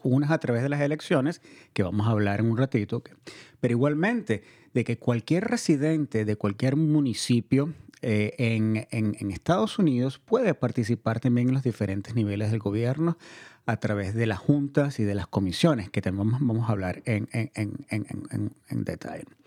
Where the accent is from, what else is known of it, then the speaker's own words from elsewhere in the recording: Venezuela; now in Marin County, United States; Yo soy inmigrante también, yo nací en Venezuela y llegué a este país hace unos cuantos años